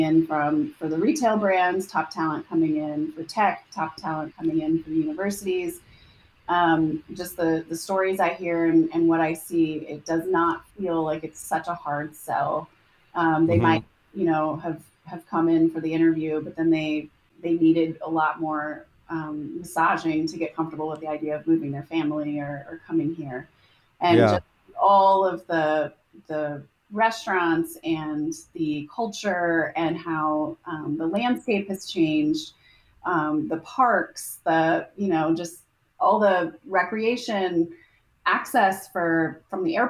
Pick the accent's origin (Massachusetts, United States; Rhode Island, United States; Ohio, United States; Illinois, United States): Ohio, United States; Columbus; I'm from Columbus.